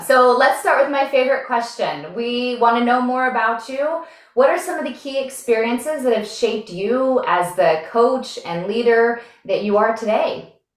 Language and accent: English; Montana, United States; we're both from Montana